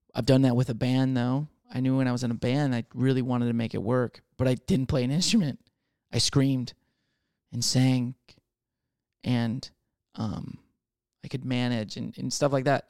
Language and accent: English; Michigan, United States; now in Texas, United States; I'm from Michigan